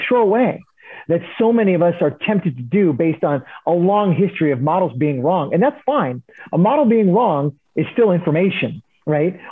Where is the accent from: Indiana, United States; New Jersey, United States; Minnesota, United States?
New Jersey, United States; Princeton; also born or lived in Philadelphia, Pennsylvania; I grew up in New Jersey.